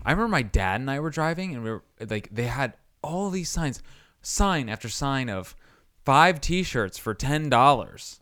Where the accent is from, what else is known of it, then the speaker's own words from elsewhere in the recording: Indiana, United States; I'm from Indiana